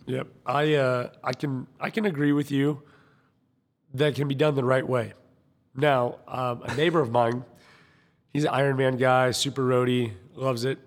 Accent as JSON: {"language": "English", "country": "United States", "said": "I'm American"}